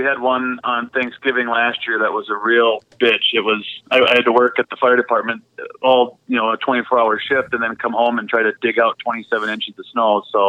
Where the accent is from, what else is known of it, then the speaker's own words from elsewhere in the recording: Minnesota, United States; moved away as an adult; also born or lived in Montana; now in Superior, United States; I'm born and raised in Minnesota and joined the military and lived most of my time when I wasn't deployed in Montana and then moved back to Minnesota.